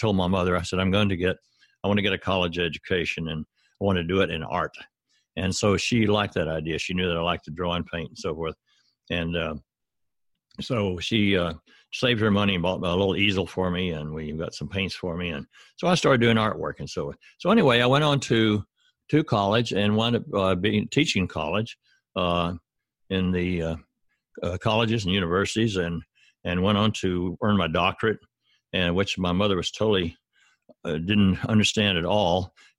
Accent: Arkansas, United States; I was raised in the South here in the United States in Arkansas. That's down in the South. And I was born in 1941.

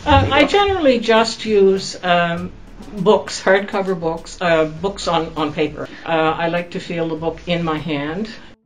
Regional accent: Georgetown, Prince Edward Island, Canada; I grew up just outside of Georgetown

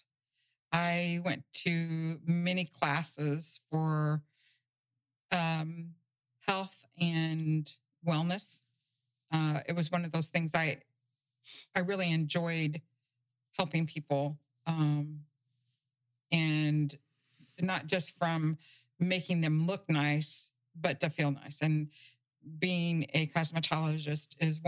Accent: Indianapolis, Indiana, United States; now in Matlacha, United States; I'm from Indianapolis, Indiana, and I met Larry when I was 16

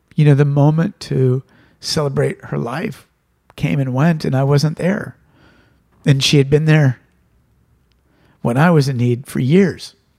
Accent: Santa Rosa, California, United States; my hometown and, and, and a lot of the neighborhoods that I grew up

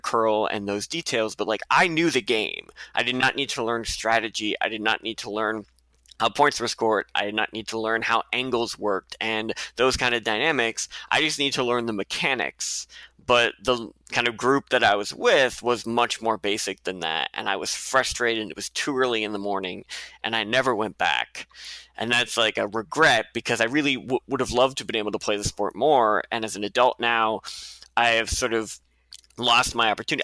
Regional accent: Nova Scotia, Canada; moved away; I did have one winter where I curled at the Mayflower in Halifax, um, growing up in Nova Scotia

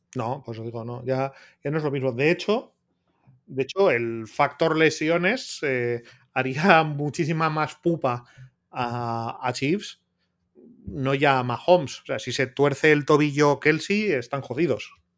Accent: Bilbao, Basque Country, Spain; yo soy de Bilbao

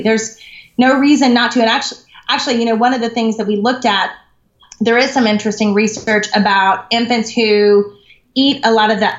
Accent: the South, United States; moved away; I'm from the South originally

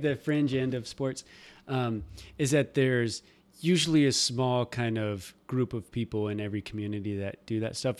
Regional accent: Nebraska, United States; moved away; I'm from Nebraska and everything's gravel

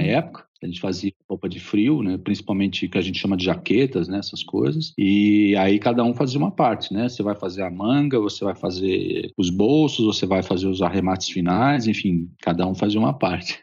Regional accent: São Paulo, Brazil; eu sou de São Paulo, nascido na capital de, de, São Paulo.

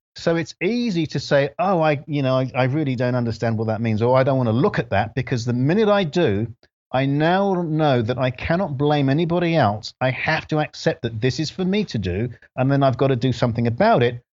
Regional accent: London, United Kingdom; moved away as an adult; also born or lived in Grenada; now in United States; We lived in London, and I grew up in London

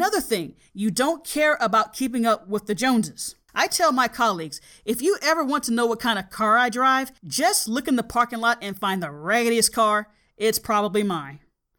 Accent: the South, United States; And I'm telling him, yes, I am from the South.

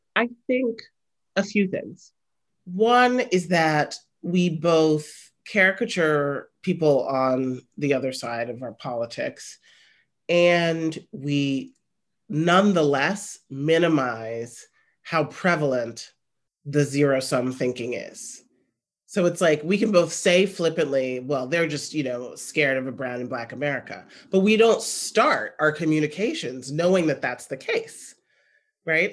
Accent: Chicago, Illinois, United States; I'm from Chicago

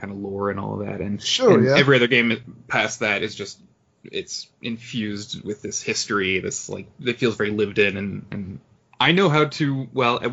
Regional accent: Ann Arbor, Michigan, United States; I'm from Ann Arbor, Michigan, which is where the University of Michigan is located

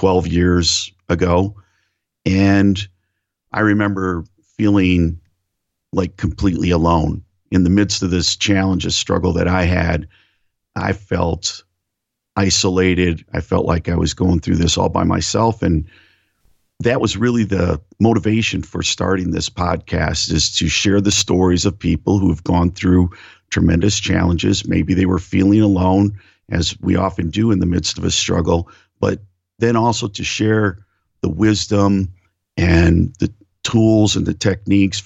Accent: Northeast Ohio, United States; moved away as an adult; I grew up in Northeast Ohio in a working class home

